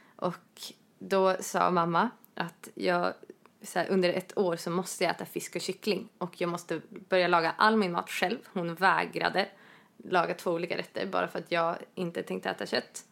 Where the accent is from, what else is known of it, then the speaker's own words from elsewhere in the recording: Norrland, Sweden; Jag är norrlänning